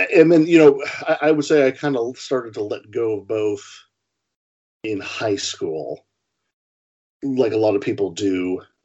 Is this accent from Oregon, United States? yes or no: yes; Portland, Oregon, United States; growing up in Portland, Oregon